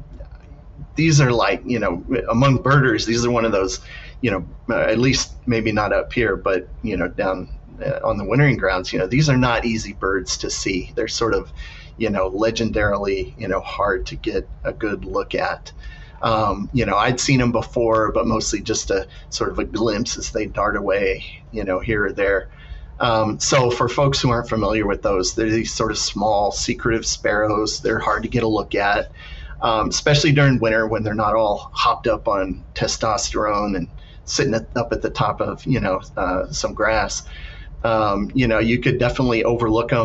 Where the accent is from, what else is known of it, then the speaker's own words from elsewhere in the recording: Texas, United States; moved away; growing up in Texas, I got to see a lot of grassland